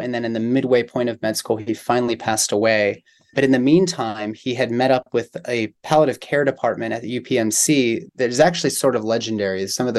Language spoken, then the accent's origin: English; Pittsburgh, Pennsylvania, United States; also born or lived in San Diego, California; now in Kentucky, United States; I grew up in Pittsburgh, Pennsylvania.